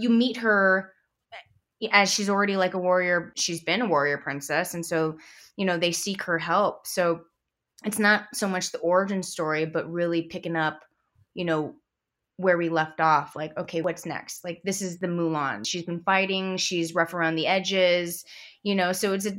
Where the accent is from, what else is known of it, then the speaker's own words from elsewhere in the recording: San Francisco, California, United States; Oh, I mean, I grew up in San Francisco, so we'd always go to Big Sur or the Redwoods or Point Reyes.